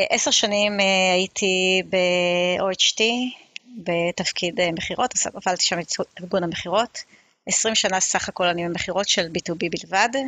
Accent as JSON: {"language": "Hebrew", "country": "Israel", "tie": "born or raised there", "also_born_or_lived": "Beersheba / Safed / Ramat HaSharon / Ra'anana", "lives_now": "Kfar Saba, Israel", "said": "גדלתי בבאר שבע, כפר סבא, צפת, אה, רמת השרון, רעננה, נדדתי קצת בארץ הרבה. אה, כרגע אני גרה בכפר סבא"}